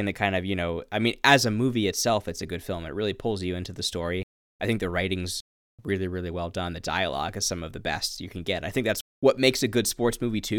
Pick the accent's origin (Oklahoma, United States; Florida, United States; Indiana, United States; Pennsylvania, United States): Pennsylvania, United States; Reading; You know, I grew up in Reading, Pennsylvania, which has